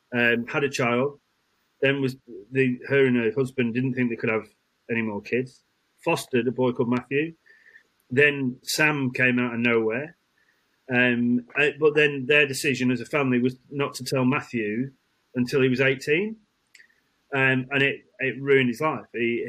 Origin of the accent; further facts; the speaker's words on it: Isle of Man; born there; So I was born in the Isle of Man, then transported.